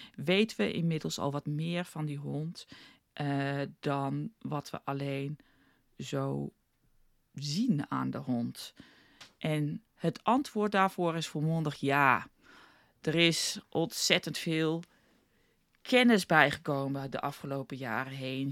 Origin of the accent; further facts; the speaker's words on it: South Africa; moved away as an adult; now in Netherlands; ik ben geboren in Nederland opgegroeid in Zuid-Afrika.